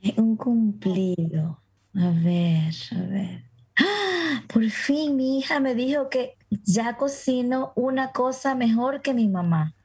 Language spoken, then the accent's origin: Spanish; Venezuela; moved away; en la comunidad a la que pertenezco por mi gentilicio como venezolana